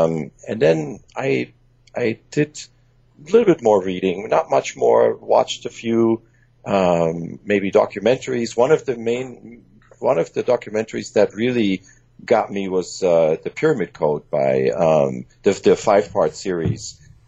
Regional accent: Germany; English is a second language; also born or lived in Iran; father is Iranian, my mom is German, and just like you, I actually grew up in Germany and in Iran, and English is my third language.

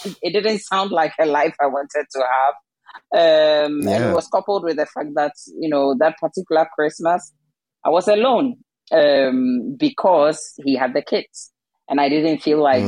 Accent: Ghana; now in Denmark; I'm originally from Ghana and my husband is Danish

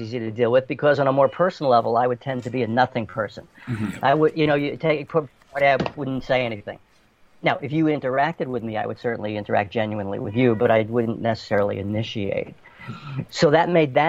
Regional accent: New York City, New York, United States; moved away as an adult; growing up in New York City

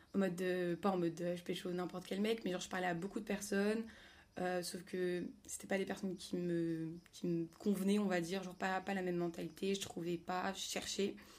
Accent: Paris, Île-de-France, France; moved away as an adult; also born or lived in Lille; je suis revenue à Paris pour mon stage, mais de base, je suis parisienne

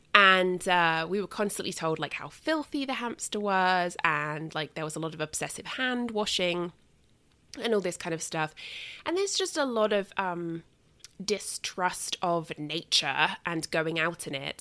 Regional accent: England, United Kingdom; moved away; when I was growing up in England

